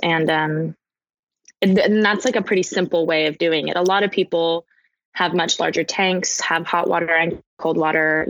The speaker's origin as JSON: {"language": "English", "town": "Portland", "region": "Oregon", "country": "United States", "moved": "yes", "said": "I'm originally from Portland, Oregon, so I went home to spend the holidays with my family"}